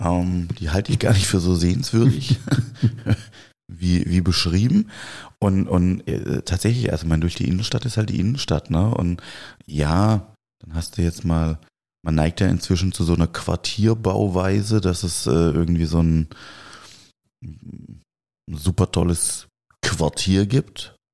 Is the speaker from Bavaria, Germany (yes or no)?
no; Swabia and Baden, Baden-Württemberg, Germany; Wir kommen ja hier aus dem Schwaben, Schwaben und Badenserland